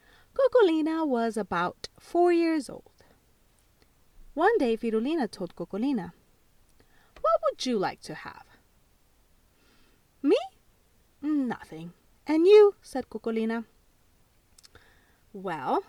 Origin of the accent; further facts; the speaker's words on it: El Salvador; I was born in El Salvador